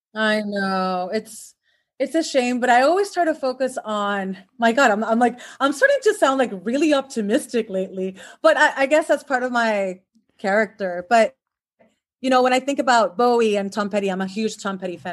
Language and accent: English; Puerto Rico; moved away as an adult; now in Los Angeles, United States; I was born and raised in Puerto Rico, which is an island in the Caribbean